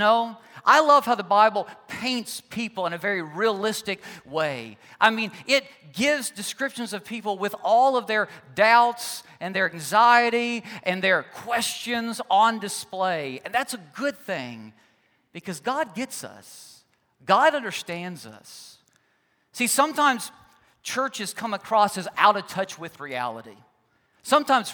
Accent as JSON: {"language": "English", "region": "Kentucky", "country": "United States", "said": "I was from Kentucky, and we occasionally get some big snows"}